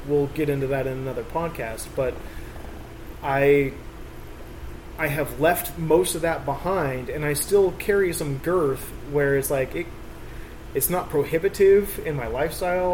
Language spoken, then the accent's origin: English; Grass Valley, California, United States; also born or lived in Oakland, California / Alameda, California; my city that I grew up in here in Grass Valley. I, from second grade to now, I've been in Grass Valley.